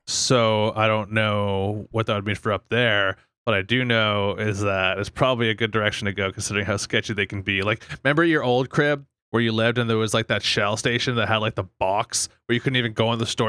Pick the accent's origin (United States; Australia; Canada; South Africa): Canada; Fort McMurray, Alberta; 7 Eleven, where we both grew up in the downtown of Fort Mac